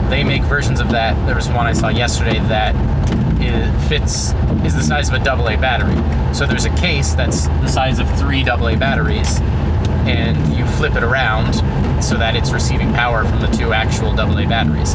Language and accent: English; Hershey, Pennsylvania, United States; my hometown